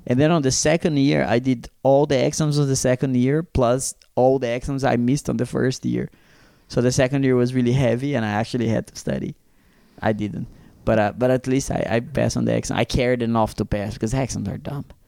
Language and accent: English; Brazil; now in Zurich, Switzerland; the ones that I grew up in Brazil